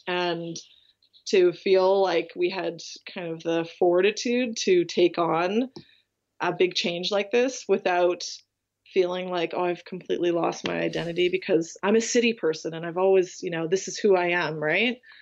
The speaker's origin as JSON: {"language": "English", "town": "Vancouver", "region": "British Columbia", "country": "Canada", "tie": "born or raised there", "also_born_or_lived": "Isle of Man", "moved": "as an adult", "said": "I grew up in Vancouver"}